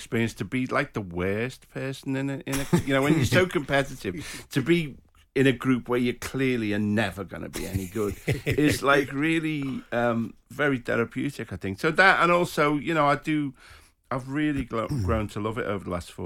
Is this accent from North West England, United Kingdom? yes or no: yes; Liverpool, North West England, United Kingdom; I was born in Anfield, you know, about 500 yards from the ground